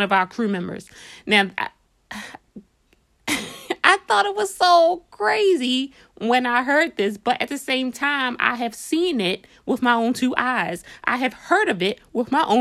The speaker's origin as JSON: {"language": "English", "town": "Baltimore", "region": "Maryland", "country": "United States", "said": "we're from Baltimore, we're straight fresh out of Baltimore"}